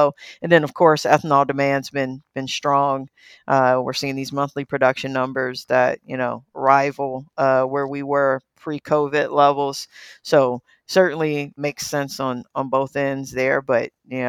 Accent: St. Louis, Missouri, United States; born and raised in St. Louis, multiple generations of family born and raised in St. Louis

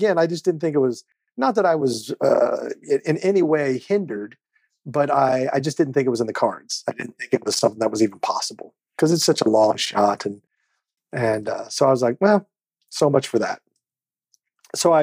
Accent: Overland Park, Kansas, United States; moved away; I grew up in the Midwest. Overland Park, Kansas, to be specific. It was a little suburb of Kansas City.

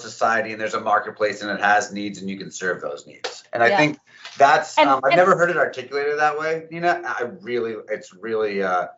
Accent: New Jersey, United States; I was born in Jersey

